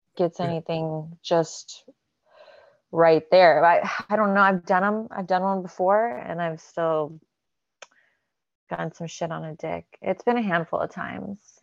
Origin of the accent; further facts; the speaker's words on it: Alabama, United States; now in California, United States; I'm born in Alabama